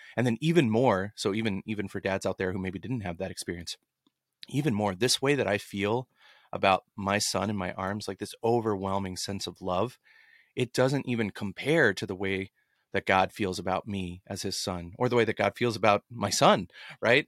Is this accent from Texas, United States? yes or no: yes; Dallas, Texas, United States; growing up in Dallas